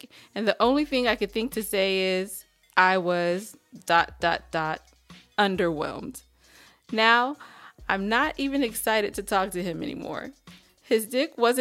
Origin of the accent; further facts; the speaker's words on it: California, United States; I'm from California.